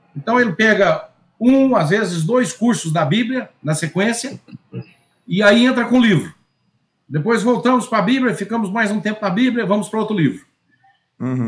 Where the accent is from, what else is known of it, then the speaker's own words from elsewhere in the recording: Bahia, Brazil; sou da Bahia